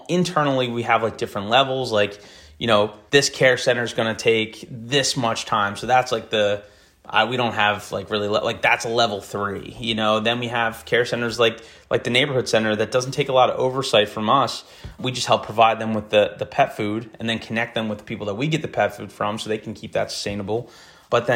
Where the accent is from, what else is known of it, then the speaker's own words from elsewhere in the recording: Camden, New Jersey, United States; I was born in Camden.